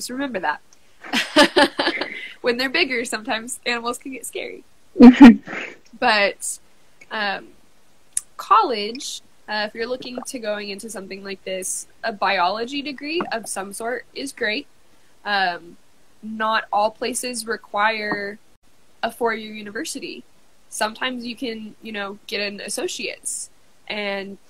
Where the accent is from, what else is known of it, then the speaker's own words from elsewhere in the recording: Kansas, United States; I'm from Kansas